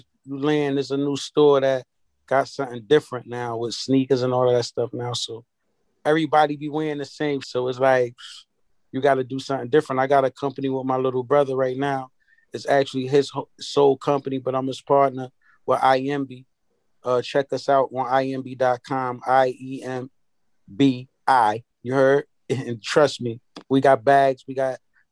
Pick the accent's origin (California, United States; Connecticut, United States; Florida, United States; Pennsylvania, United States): Connecticut, United States; Hartford; I'm from Hartford, Connecticut